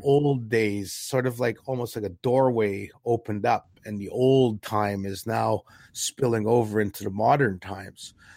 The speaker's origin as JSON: {"language": "English", "country": "Canada", "said": "We weren't even Canadian citizens in our own country back up until 1961"}